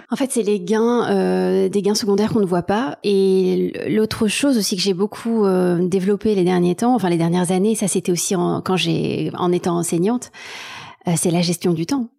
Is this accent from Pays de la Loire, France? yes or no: no; Marseille, Provence-Alpes-Côte d'Azur, France; born or raised there; moved away as an adult; also born or lived in Taiwan / Berlin, Germany; now in Paris, France